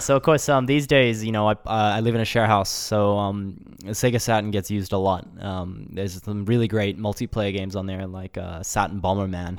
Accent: Brisbane, Queensland, Australia; moved away as an adult; now in Japan; I was born in Brisbane and grew up there, you know, and went to university there as well at a small college in Brisbane

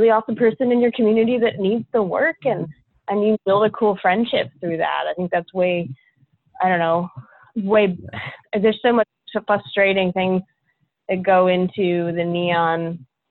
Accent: Middletown, Delaware, United States; moved away as an adult; also born or lived in Greenville, North Carolina / Arkansas / Raleigh, North Carolina; now in North Carolina, United States; I'm a Yankee. I'm from Delaware, actually, originally, Middletown, Delaware

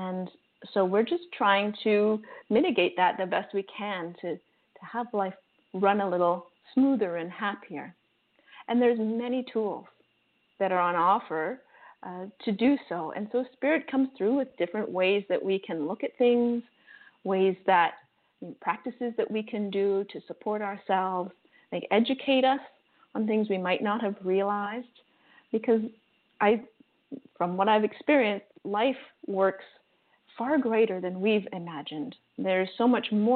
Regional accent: Canada; now in Costa Rica; I'm Canadian

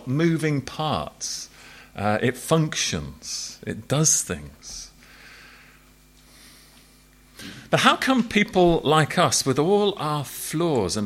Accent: England, United Kingdom; As an Englishman in Ireland.

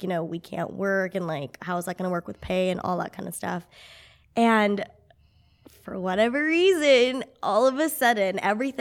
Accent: Clovis, United States; moved away; spent some time with my family in Clovis, back in my hometown

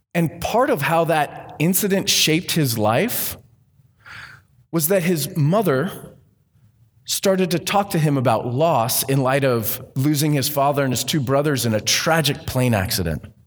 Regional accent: Southern California, United States; I grew up in Southern California

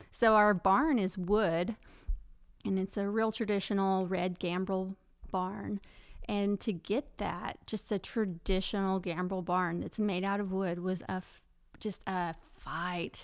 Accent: Paris, Texas, United States; also born or lived in Louisiana; now in Enid, United States; I'm from Paris, Texas

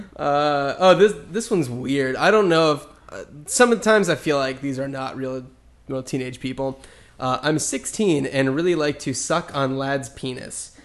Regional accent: New Jersey, United States; I grew up in New Jersey

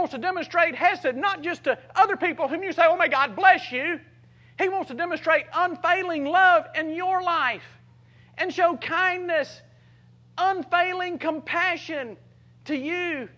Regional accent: South Mississippi, United States; a little John Deere driving, redneck, Copenhagen spitting farm boy from South Mississippi

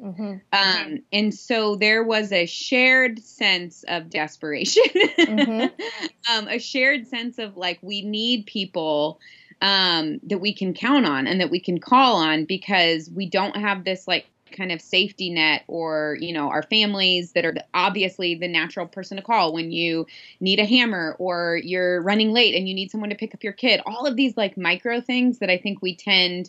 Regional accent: Midwest, United States; moved away; Growing up in the Midwest, where we drove 30 minutes everywhere

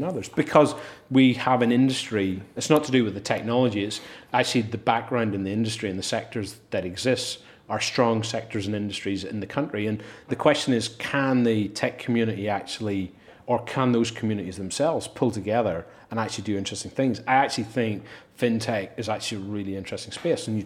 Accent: Belfast, Northern Ireland, United Kingdom; now in London, United Kingdom; Having been born and brought up in Belfast

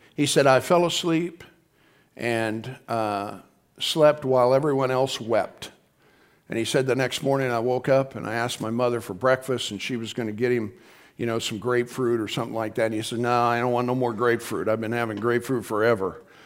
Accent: Midwest, United States; We're from the Midwest

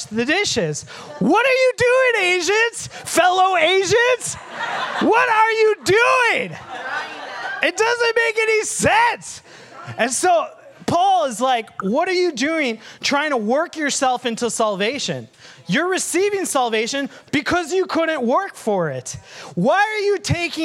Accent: Sri Lanka; moved away; I have dark brown skin and I come from Sri Lanka

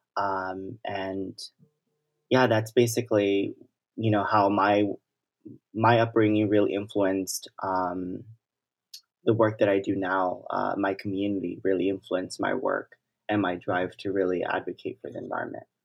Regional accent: Los Angeles, California, United States; I grew up in South Central Los Angeles, and I've been, you know, a South L A resident, um, my whole life.

